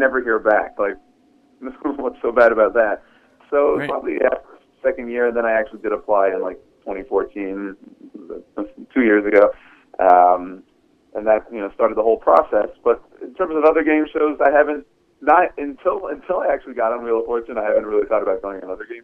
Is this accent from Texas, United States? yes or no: yes; Houston, Texas, United States; I'm from Houston, Texas